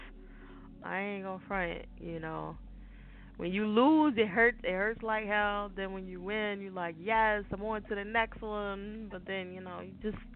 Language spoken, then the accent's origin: English; New Jersey, United States; I'm from Jersey